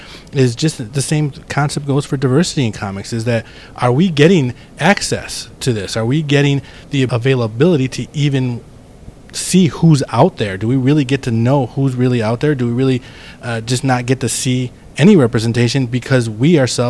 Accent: Chicago, Illinois, United States; English is a second language; I grew up in Little Village Pilsen area.

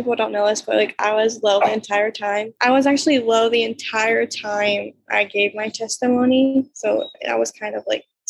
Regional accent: Milton, Pennsylvania, United States; I'm from Milton, Pennsylvania. It's a small little town.

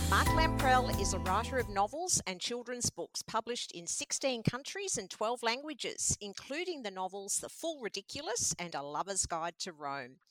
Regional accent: Mordialloc, Victoria, Australia; I grew up in Mordialloc, and that was also a new area at that time in the 60s.

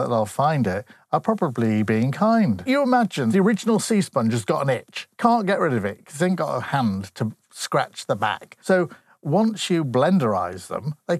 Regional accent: Grimsby, Yorkshire and the Humber, United Kingdom; I come from Grimsby.

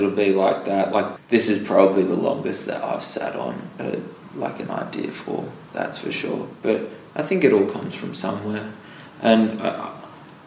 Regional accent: Kiama, New South Wales, Australia; I'm from Kiama. I went to Kiama Primary School.

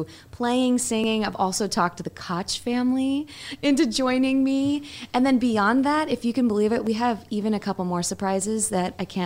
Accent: Kalamazoo, Michigan, United States; moved away as an adult; My hometown

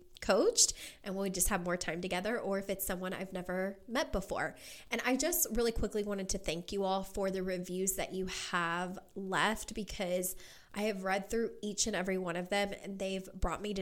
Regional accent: Kentucky, United States; moved away as an adult; now in Las Vegas, United States; I grew up, was born and raised in Kentucky, lived there my entire life up until last year

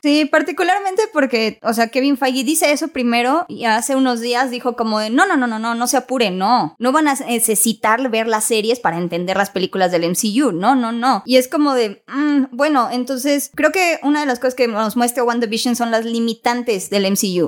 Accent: Mexico; soy mexicana

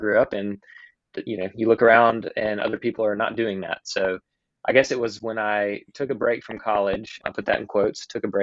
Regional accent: Alabama, United States; also born or lived in Georgia, United States; I moved to Alabama at the age of 10 for my dad's job

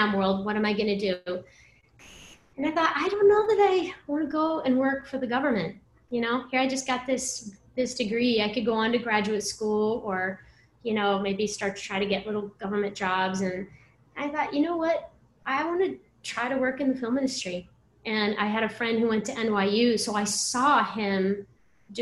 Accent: Colorado, United States; I grew up in Colorado

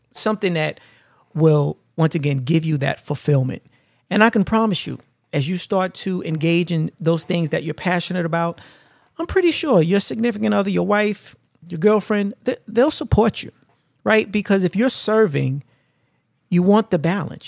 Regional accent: New York City, New York, United States; growing up in Brooklyn, uh, was always hustle and bustle

